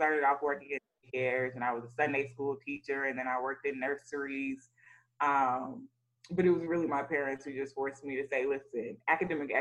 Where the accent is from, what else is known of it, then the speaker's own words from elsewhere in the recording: College Park, Georgia, United States; I grew up in College Park, Georgia